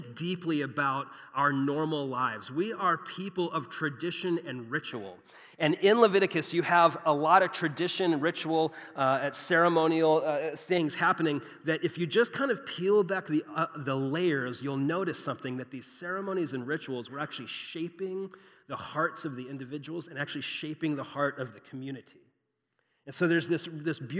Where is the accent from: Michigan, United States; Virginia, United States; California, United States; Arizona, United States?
Arizona, United States; Phoenix; I grew up here in Phoenix, grew up as an American